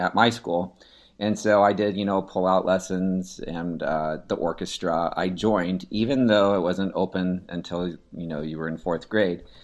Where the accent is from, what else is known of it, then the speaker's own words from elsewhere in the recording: Seattle, Washington, United States; also born or lived in Carmel, Indiana / Houston, Texas; now in Katy, United States; I grew up in Seattle, Washington